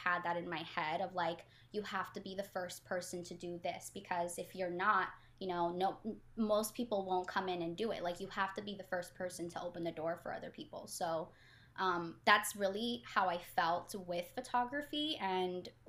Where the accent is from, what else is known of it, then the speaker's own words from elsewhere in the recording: Los Angeles, California, United States; also born or lived in Mexico / Virginia / Philadelphia / Portland; I am from Los Angeles and born in Mexico